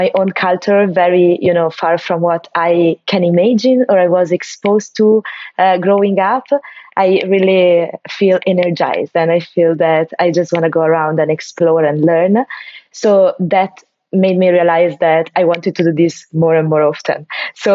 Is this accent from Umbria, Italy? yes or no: yes; Perugia, Umbria, Italy; moved away as an adult; also born or lived in Milan; I'm from Italy, from a city, a town of the central part of Italy, Perugia, and I grew up there.